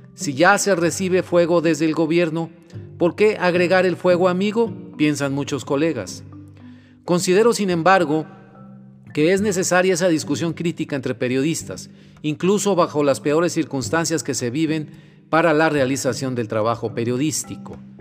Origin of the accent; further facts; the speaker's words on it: Mexico; los mexicanos